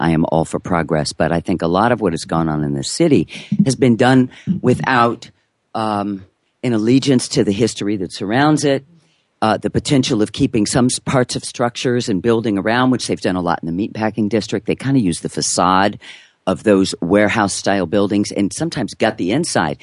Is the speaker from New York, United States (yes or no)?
yes; New York, United States; I am a New Yorker